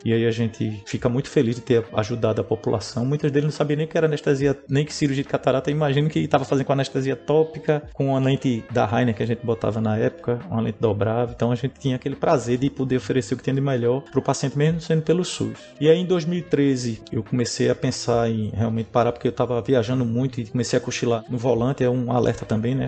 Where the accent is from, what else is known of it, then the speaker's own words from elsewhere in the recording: Pernambuco, Brazil; eu sou do Pernambuco